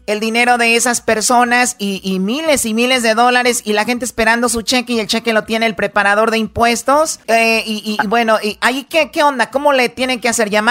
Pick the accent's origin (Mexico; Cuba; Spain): Mexico; Jalisco; Yo soy mexicana, soy de Jalisco, estoy trabajando bien, llega esta ayuda, yo la estoy esperando